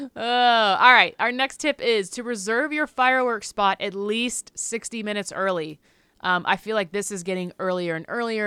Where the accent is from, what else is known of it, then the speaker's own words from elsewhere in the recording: the South, United States; I'm from the South.